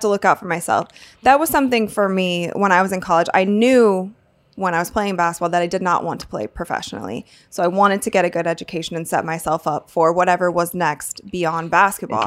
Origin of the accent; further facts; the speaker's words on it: Akron, Ohio, United States; I'm from Akron, Ohio.